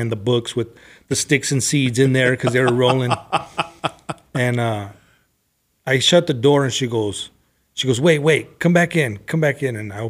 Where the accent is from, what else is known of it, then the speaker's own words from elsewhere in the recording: Los Angeles, California, United States; But I grew up in L.A. I was in L.A., San Gabriel Valley, Riverside, San Bernardino County. So I moved around a lot